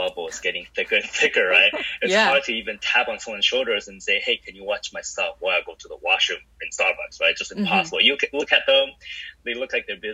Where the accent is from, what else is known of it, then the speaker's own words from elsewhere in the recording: Vancouver, British Columbia, Canada; moved away as an adult; also born or lived in Taiwan; I grew up in Vancouver, Canada, which is great